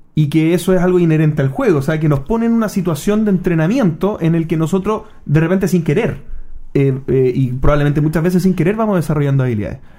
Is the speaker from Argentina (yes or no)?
no; Chile